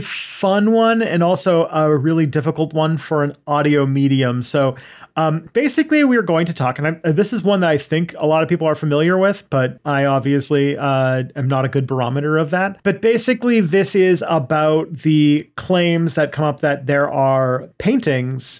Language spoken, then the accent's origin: English; Canada; I'm French Canadian, and rabbit is a part of our cuisine